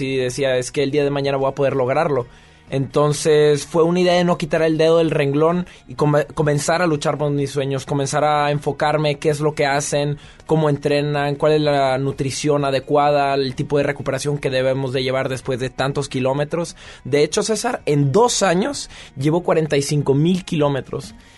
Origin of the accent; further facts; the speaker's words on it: Mexico; moved away as an adult; now in France; yo estoy orgulloso de ser mexicano y venir de donde vengo